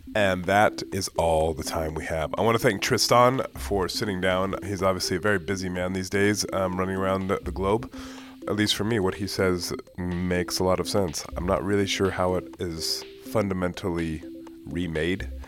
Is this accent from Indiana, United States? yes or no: no; San Jose, California, United States; moved away as an adult; also born or lived in United Kingdom; I'm from the Bay Area. I grew up in San Jose, but I've lived in the U K for